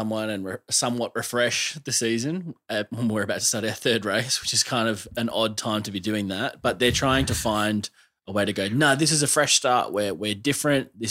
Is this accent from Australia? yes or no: yes; Australia; as an Australian fan